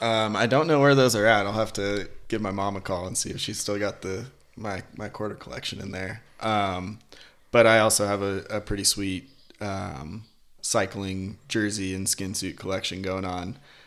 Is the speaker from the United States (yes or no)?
yes; Littleton, United States; The thing that made me fall in love with the bike in Littleton was actually like the skate park and the BMX track.